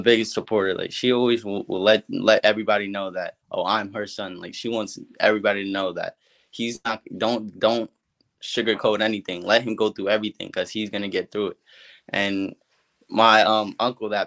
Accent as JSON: {"language": "English", "town": "Uniondale", "region": "New York", "country": "United States", "tie": "born or raised there", "said": "Uniondale Knights, which is my hometown team in Uniondale, New York."}